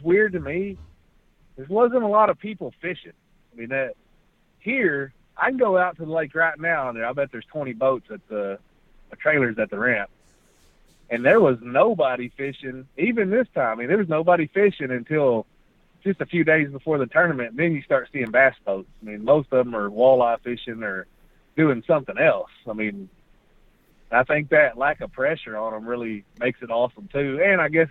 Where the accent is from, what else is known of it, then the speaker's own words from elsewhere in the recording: Breckenridge, Texas, United States; I was born in Breckenridge, Texas, and I was lucky enough when I was a kid that the Breckenridge Bass Club, my grandpa is the one that took me fishing when I was a kid